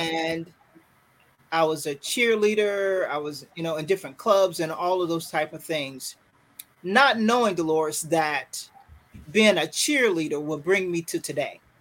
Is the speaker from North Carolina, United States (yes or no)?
yes; Fayetteville, North Carolina, United States; moved away; also born or lived in Triangle area, North Carolina; I am originally, and I I'm from Fayetteville, North Carolina. Very proud to say that. Currently living in the Triangle area